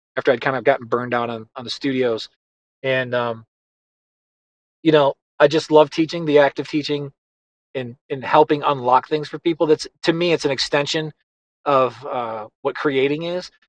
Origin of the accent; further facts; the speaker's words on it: Buffalo, New York, United States; I grew up in in Buffalo, New York.